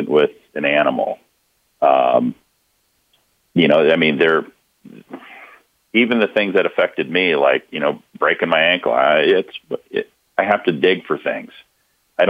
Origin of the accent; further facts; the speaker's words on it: Hawaii, United States; moved away; I grew up in Hawaii.